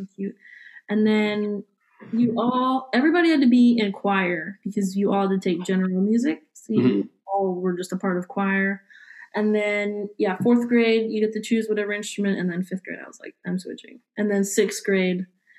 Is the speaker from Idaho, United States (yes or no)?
no; Howard County, Maryland, United States; moved away as an adult; also born or lived in Virginia; In Maryland. So I grew up in Howard County and went to Ellicott Mills Middle School, and then I went to Mount Hebron High School